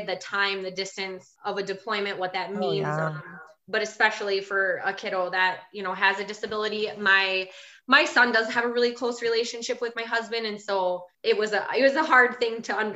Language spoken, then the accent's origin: English; Wisconsin, United States; I'm from Wisconsin, as you might be able to tell from my accent.